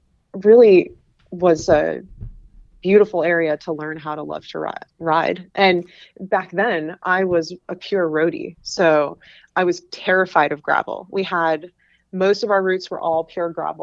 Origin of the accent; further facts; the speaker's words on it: New Hampshire, United States; moved away as an adult; also born or lived in Pennsylvania; I grew up in New Hampshire